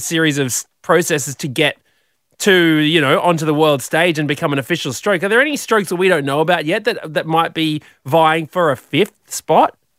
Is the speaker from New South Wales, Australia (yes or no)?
no; Brisbane, Queensland, Australia; I was 15 from Brizzy